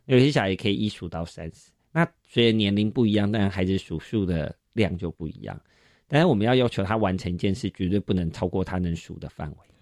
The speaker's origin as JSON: {"language": "Chinese", "country": "Taiwan", "said": "我们台湾人就是特爱排队嘛"}